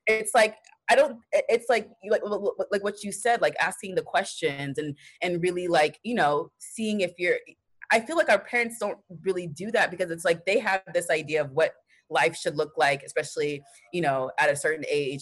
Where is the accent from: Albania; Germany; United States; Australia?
United States; Texas; I grew up in Texas, but um, my yeah, I was born in Texas